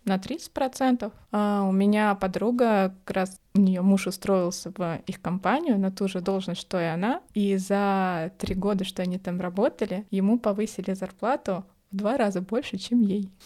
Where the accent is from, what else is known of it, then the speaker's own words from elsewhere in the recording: Moscow, Russia; я москвичка, и у меня есть квартира ещё